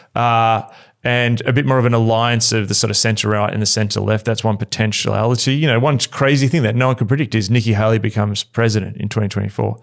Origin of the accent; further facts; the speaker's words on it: Australia; as an Australian